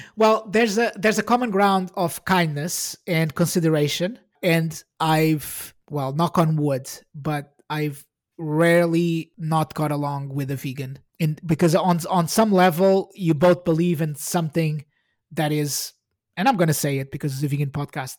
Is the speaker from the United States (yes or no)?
no; Portugal; moved away as an adult; now in United Kingdom; I'm Portuguese. I, I was born in Portugal and I came to the U K in two thousand and six